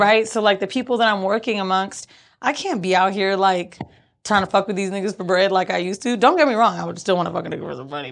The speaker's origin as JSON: {"language": "English", "town": "Orlando", "region": "Florida", "country": "United States", "also_born_or_lived": "New York", "moved": "yes", "lives_now": "Los Angeles, United States", "said": "Orlando's where I'm from"}